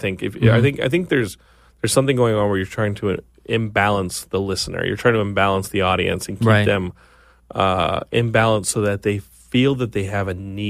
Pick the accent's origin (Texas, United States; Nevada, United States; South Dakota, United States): Texas, United States; my home state of Texas is like underwater.